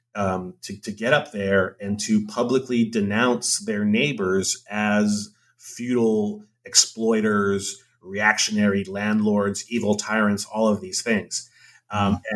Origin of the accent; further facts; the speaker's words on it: Hawaii, United States; moved away as an adult; I'm from Hawaii.